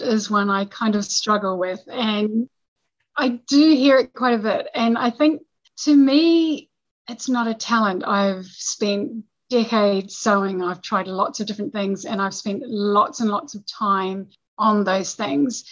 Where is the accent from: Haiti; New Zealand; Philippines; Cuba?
New Zealand; we're we're not a big country